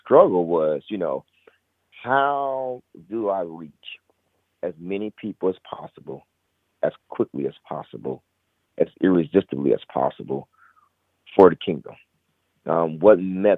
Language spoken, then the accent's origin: English; Indianapolis, Indiana, United States; I was born and raised here in Indianapolis